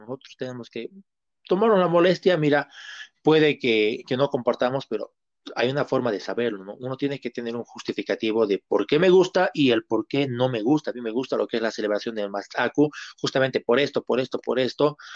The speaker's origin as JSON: {"language": "Spanish", "region": "Cochabamba", "country": "Bolivia", "said": "nosotros como tanto como cochabaminos como bolivianos"}